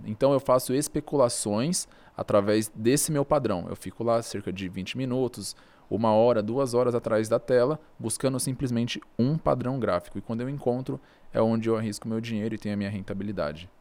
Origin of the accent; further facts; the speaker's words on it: Brazil; eu sou brasileiro